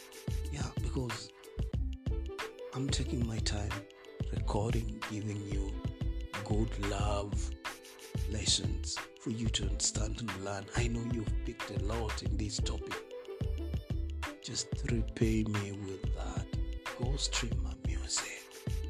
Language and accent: English; Kenya; Yeah, I'm a Kenyan.